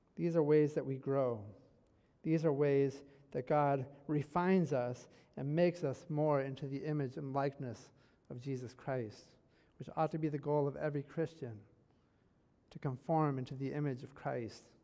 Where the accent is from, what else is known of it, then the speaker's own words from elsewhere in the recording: Michigan, United States; I'm from Michigan, born and raised in Michigan